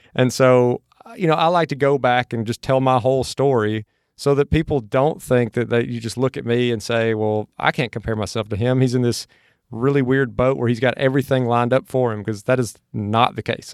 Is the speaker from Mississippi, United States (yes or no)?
yes; Mississippi, United States; now in Austin, United States; where I grew up in Mississippi from where I'm at now in Austin